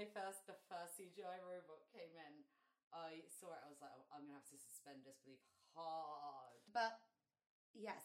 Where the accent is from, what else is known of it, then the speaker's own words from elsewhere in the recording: London, United Kingdom; We're from London in the UK.